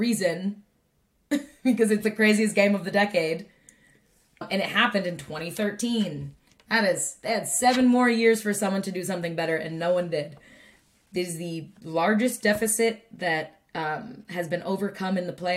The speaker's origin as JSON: {"language": "English", "town": "Lowell", "region": "Massachusetts", "country": "United States", "tie": "born or raised there", "said": "where I grew up in Massachusetts, like, there's a lot of French people"}